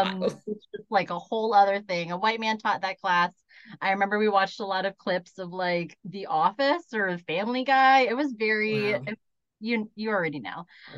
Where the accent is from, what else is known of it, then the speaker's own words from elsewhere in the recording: United States; And like what's interesting too is like as a Filipino American, I actually don't feel a lot of acceptance into like East Asian spaces.